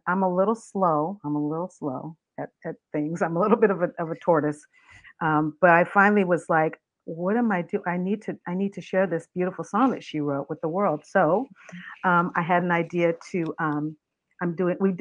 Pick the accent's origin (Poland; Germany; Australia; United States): United States; Riverside, California; also born or lived in New Orleans, Louisiana; I grew up in New Orleans and in Riverside, California. I went to school there and then graduated from high school